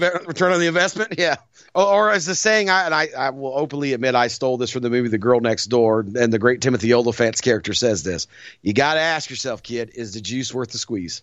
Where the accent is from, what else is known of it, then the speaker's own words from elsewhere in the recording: the American South, United States; as a Southerner